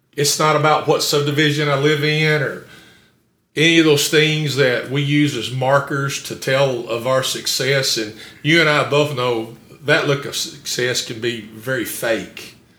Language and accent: English; Campbellsville, Kentucky, United States; also born or lived in Summersville, Kentucky; I grew up in a little town called Somersville before we moved to Campbellsville